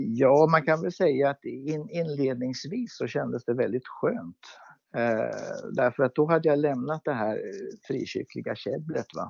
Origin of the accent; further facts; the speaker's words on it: Örebro, Örebro County, Sweden; jag växte upp i Pingstkyrkan i Örebro